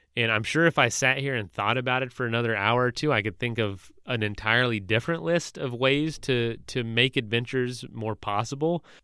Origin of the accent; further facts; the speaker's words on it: Florida, United States; I was in Florida where I was from